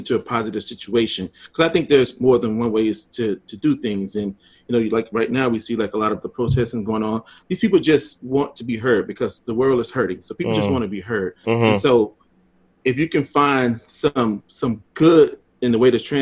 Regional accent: Louisville, Mississippi, United States; I grew up in Mississippi on a little small town

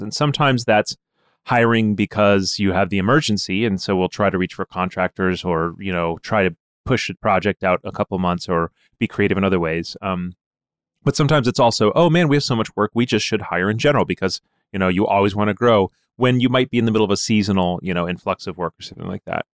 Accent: Ann Arbor, Michigan, United States; I grew up around the University of Michigan

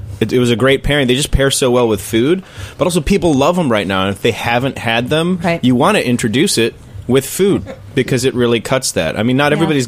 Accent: Northern Illinois, United States; also born or lived in Chicago; now in Boston, United States; I'm from Northern Illinois

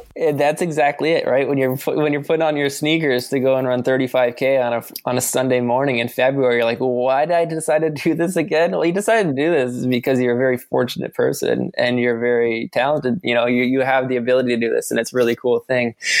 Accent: Ontario, Canada; now in Vancouver, Canada; I'm from Ontario, so it reminds me of home a little bit.

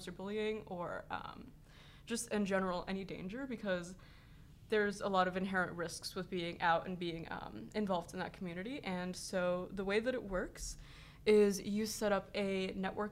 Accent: Los Angeles, California, United States; I'm 16 and I'm from Los Angeles, California

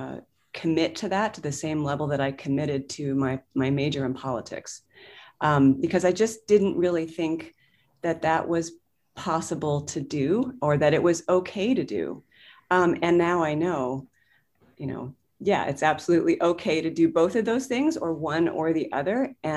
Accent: Washington, District of Columbia, United States; I grew up in the Washington, D.C. area

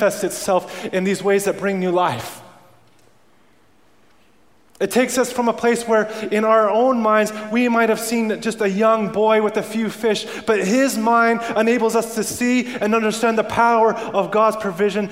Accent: Canada; moved away; I grew up around Canada where we live in igloos

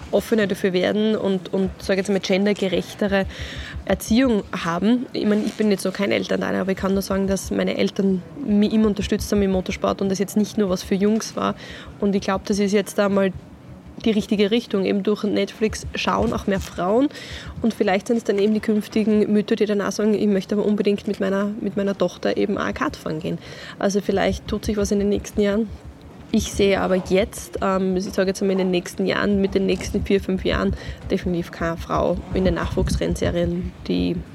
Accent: Austria; ist es aber, was den Sport betrifft, das größte Event, was man sich bei uns in Österreich vorstellen kann.

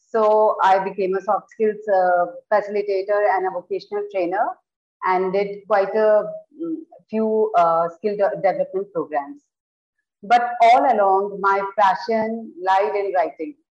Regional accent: Udaipur, Rajasthan, India; I am from Udaipur, and I got married uh, in this city only

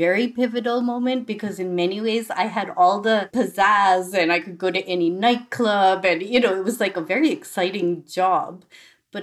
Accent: Boston, Massachusetts, United States; I grew up in Boston

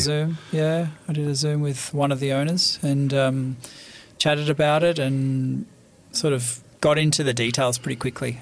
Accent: Australia; moved away as an adult; also born or lived in Paris; both being Australian

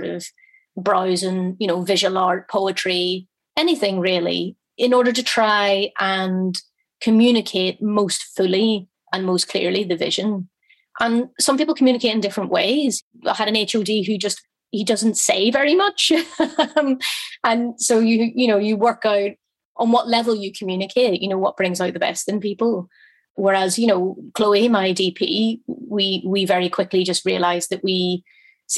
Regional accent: Belfast, Northern Ireland, United Kingdom; I grew up in a very working class family in Belfast

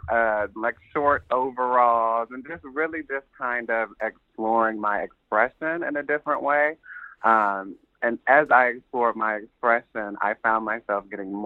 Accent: Columbus, Ohio, United States; I grew up in Columbus, Ohio

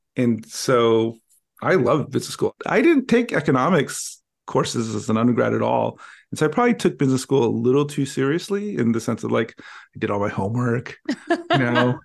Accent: Los Angeles, California, United States; when I grew up in Los Angeles, I grew up in a part just east of downtown

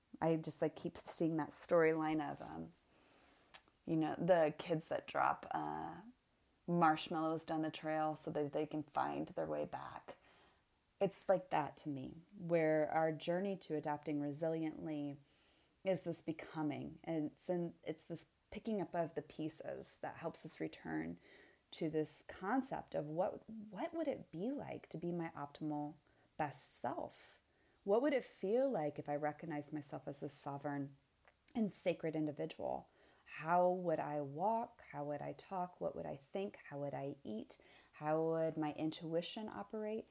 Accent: Indiana, United States; my background is, I was raised in Indiana.

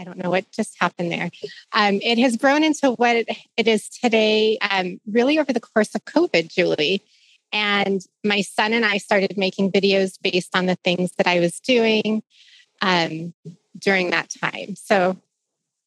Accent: Arizona, United States; moved away as an adult; also born or lived in Santa Barbara, California; moving out of my home state of Arizona for the first time at the age of 25

